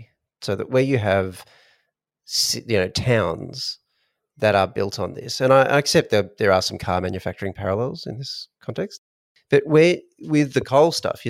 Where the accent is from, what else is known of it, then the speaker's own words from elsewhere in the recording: Australia; we're Australian.